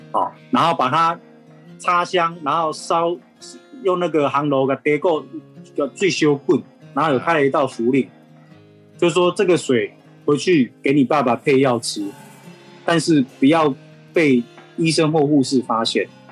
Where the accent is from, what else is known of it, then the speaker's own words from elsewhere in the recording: Yunlin County, Taiwan; 我是云林人，我是东南人